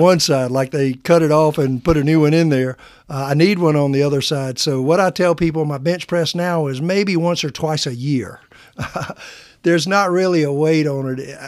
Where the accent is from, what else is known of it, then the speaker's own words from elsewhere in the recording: Midwest, United States; accent: a little twang; moved away as an adult; now in Oklahoma, United States; where I was from, we called it the Midwest